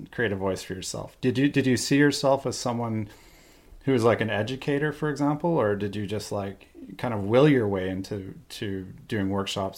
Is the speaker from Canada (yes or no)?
yes; Canada; I'm from Canada originally.